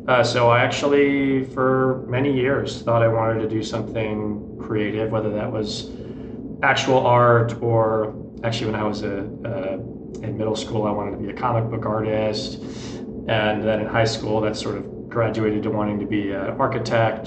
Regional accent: Dallas, Texas, United States; also born or lived in Houston, Texas; born in Houston, Texas. Ended up moving to Dallas when I was pretty young. So uh, I grew up there and went to high school there

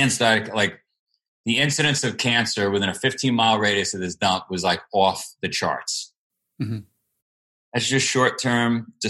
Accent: New York City, New York, United States; I grew up in Howard Beach.

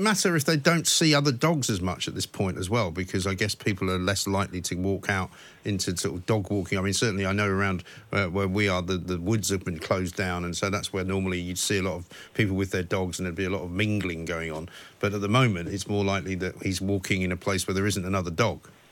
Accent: England, United Kingdom; moved away as an adult; also born or lived in United States; I was born and brought up in England

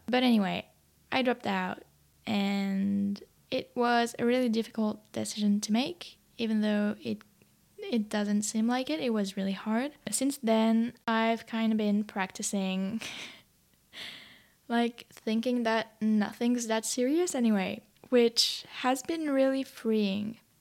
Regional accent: France; English is a second language; moved away as an adult; now in Sydney, Australia; I'm French.

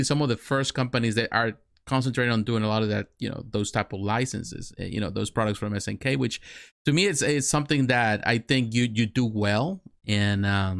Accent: Mexico; now in United States; I grew up in Mexico. I'm from Mexico. I was born in Mexico. I live in the United States.

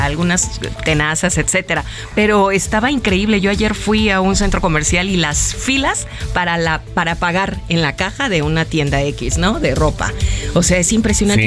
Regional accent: Mexico; como mexicanos

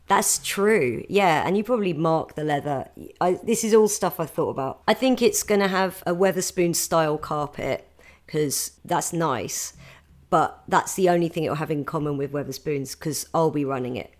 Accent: a village near Gatwick, South East England, United Kingdom; I grew up in a village near Gatwick

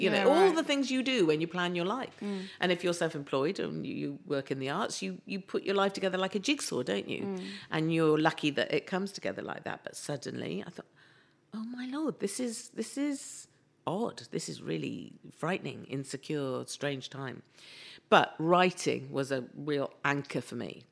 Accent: Cornwall or Devon, South West England, United Kingdom; I'm Cornish or from Devon

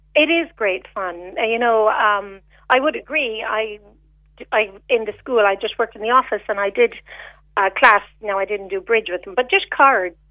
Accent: Canada; moved away as an adult; also born or lived in Macroom, Ireland; now in Ireland; I came to Ireland. I'm Canadian originally

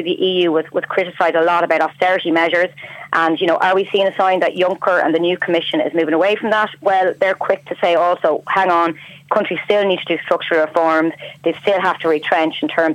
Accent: Ireland; now in Brussels, Belgium

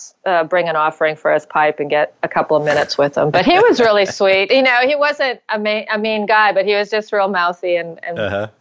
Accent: Ottawa, Ontario, Canada; moved away as an adult; also born or lived in Vancouver, Canada / Austin, Texas; I moved from Ottawa to Vancouver when I was 18

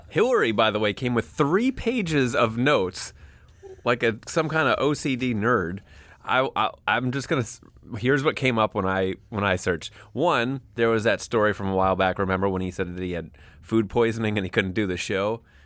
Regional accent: New York, United States; I'm a New Yorker

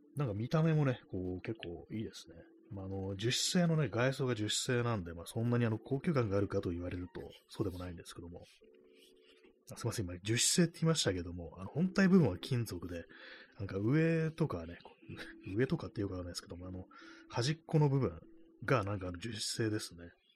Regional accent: Tokyo, Japan; 東京出身のこう人間

